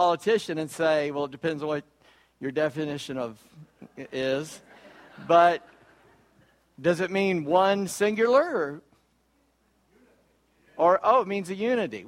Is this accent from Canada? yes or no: no; Charleston, South Carolina, United States; I'm from Charleston, South Carolina